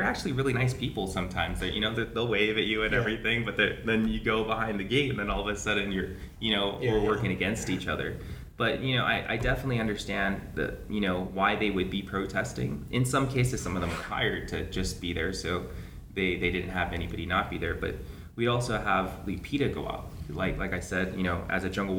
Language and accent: English; Guam; growing up here, running around the jungles, the beautiful beaches that we have